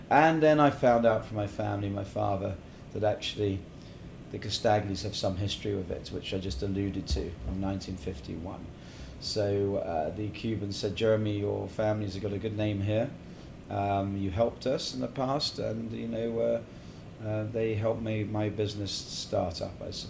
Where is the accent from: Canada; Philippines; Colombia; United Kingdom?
United Kingdom; England; also born or lived in Middle East; now in Estonia; yeah I was brought up in England and actually in the Middle East, and my mother's actually Australian. So I'm bouncing all over the place here, and now been in Estonia for my God since 2004.